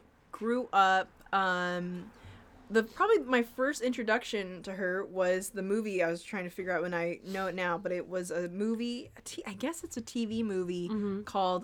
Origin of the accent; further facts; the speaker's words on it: Anaheim, California, United States; And I'm from Anaheim. Area. My hometown's Anaheim, so it's real close.